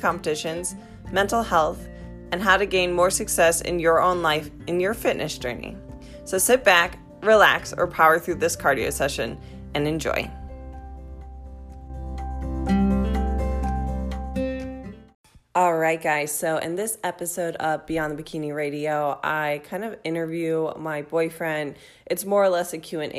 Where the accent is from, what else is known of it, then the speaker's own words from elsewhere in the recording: Midwest, United States; moved away; we're both from the Midwest